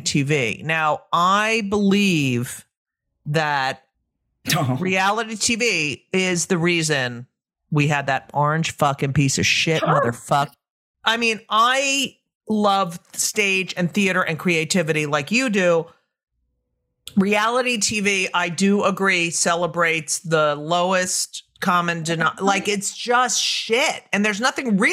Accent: New Jersey, United States; I grew up in New Jersey as well

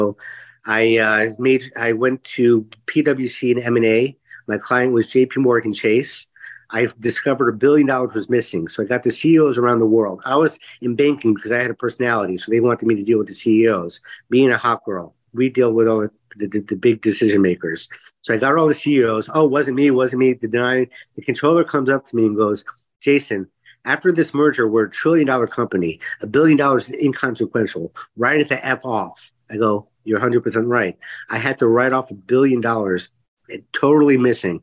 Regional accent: Miami, Florida, United States; I grew up in Miami, went to Jewish day school my whole life

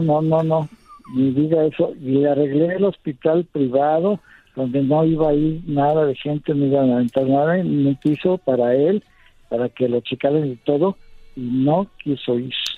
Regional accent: Mexico; Yo creo como mexicano

